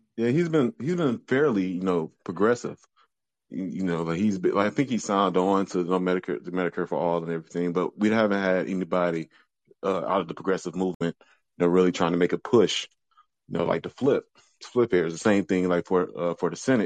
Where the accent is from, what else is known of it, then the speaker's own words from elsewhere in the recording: Detroit, Michigan, United States; now in Louisville, United States; I'm from Southwest Detroit, visiting up here right now